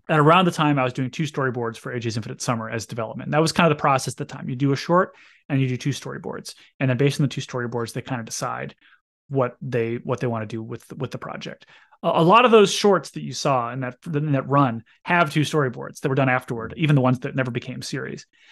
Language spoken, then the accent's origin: English; Fargo, North Dakota, United States; moved away; my friend Alex Horab, who I grew up with in Fargo